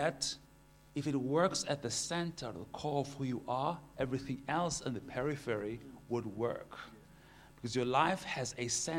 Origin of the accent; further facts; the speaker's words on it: Port Elizabeth, Eastern Cape, South Africa; I am from Port Elizabeth, married